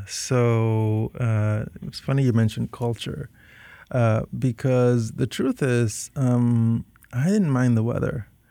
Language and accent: English; Panama City, Panama; moved away as an adult; also born or lived in Northfield, Minnesota; I was born and raised entirely in Panama from Panamanian parents